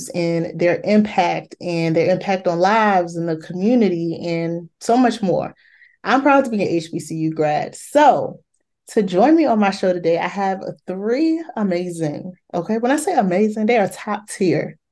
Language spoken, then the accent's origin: English; Maryland, United States; Morgan State University and Bowie State University, both my home schools from my hometown